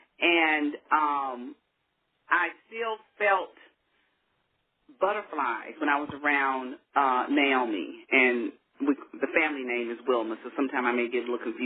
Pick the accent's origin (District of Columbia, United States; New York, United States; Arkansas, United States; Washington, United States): Arkansas, United States; also born or lived in New Orleans; now in Texas, United States; growing up in Arkansas, it's a small community, very small town